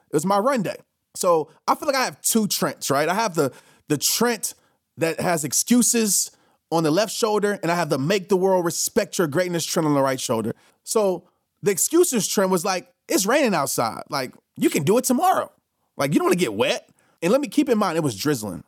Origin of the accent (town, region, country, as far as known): New Orleans, Louisiana, United States